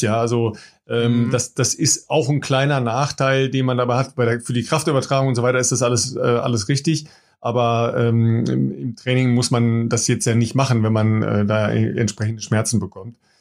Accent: Germany; wir als Deutsche

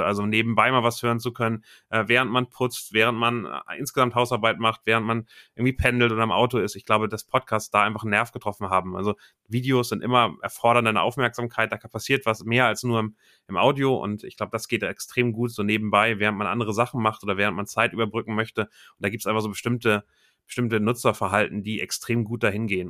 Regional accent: Hamburg, Germany; komme aus Hamburg

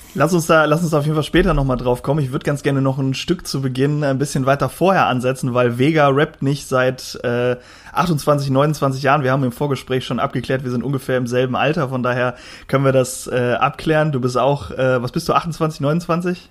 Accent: the West, western Germany, Germany; ich komme ja eher aus dem Westen.

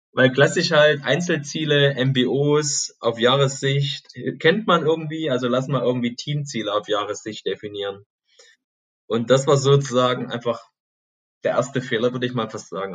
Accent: Chemnitz, Saxony, Germany; now in Stuttgart, Germany; bin gebürtig aus dem Osten von Deutschland, aus Chemnitz, früher mal Karl-Marx-Stadt, und wohne jetzt hier in Stuttgart-Plining

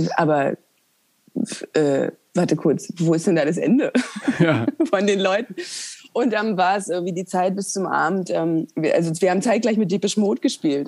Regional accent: East Germany, Germany; Wir kommen beide aus dem Osten

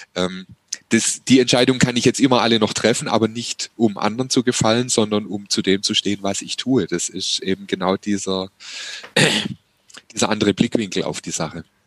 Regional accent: Heilbronn, Baden-Württemberg, Germany; meine Heimatstadt Heilbronn

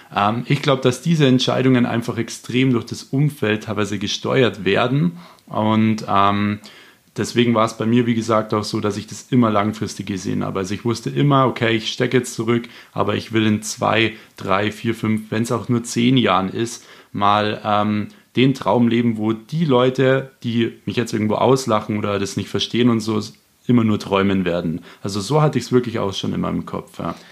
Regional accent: Munich, Bavaria, Germany; ich komme auch aus dem Raum München

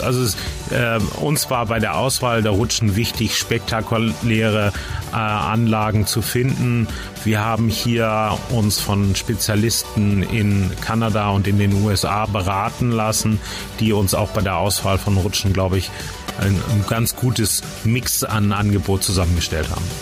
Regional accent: Flensburg, Schleswig-Holstein, Germany; moved away as an adult; now in Rust, Germany; Ich bin gebürtiger Flensburger

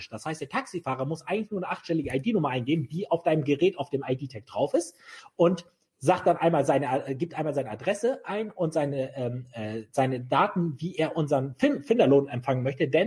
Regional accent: Bremen, Germany; Ich bin, ich bin, ich bin Bremer Bub, also ich bin in, in, im Vorort von Bremen richtig idyllisch Ich war hier aufgewachsen.

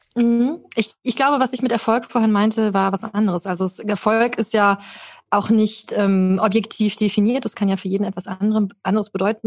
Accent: Germany; Bei uns in Deutschland

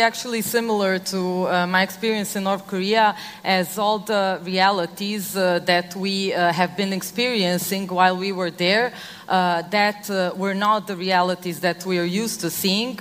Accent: Serbia; I come from Serbia, it's an ex Yugoslav country.

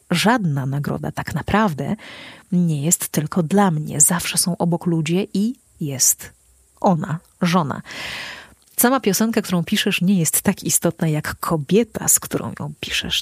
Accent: Podlaskie Voivodeship, Poland; u nas na Podlasiu najczęściej się śpiewa

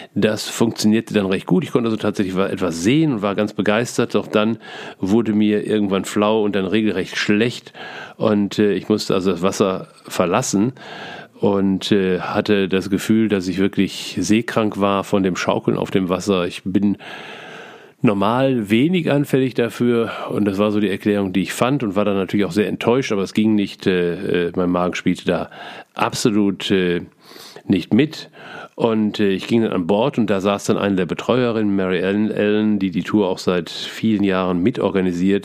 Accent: Essen, North Rhine-Westphalia, Germany; als Essener Kind

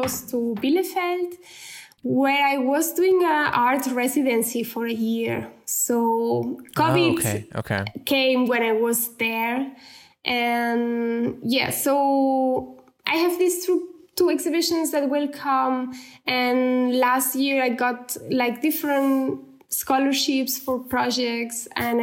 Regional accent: Barcelona, Catalonia, Spain; English is a second language; moved away as an adult; now in Munich, Germany; I'm still from Barcelona.

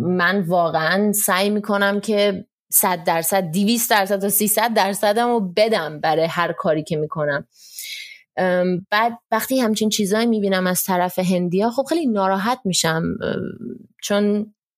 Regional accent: Iran; also born or lived in Germany; now in India; همه تو هند میدونن من ایرانیم و من خیلی برام مهمه که همه بدونن من ایرانیم

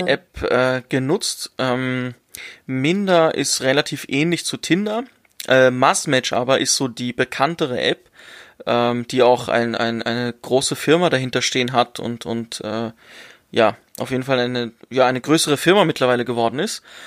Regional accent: Germany; ich bin in Deutschland geboren. Ich bin in Deutschland aufgewachsen.

